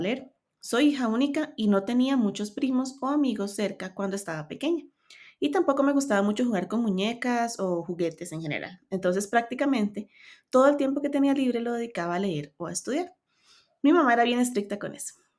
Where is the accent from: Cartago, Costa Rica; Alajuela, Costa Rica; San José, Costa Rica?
Cartago, Costa Rica; Soy de Cartago, Costa Rica. Vivo en una zona hermosa de montaña y paisajes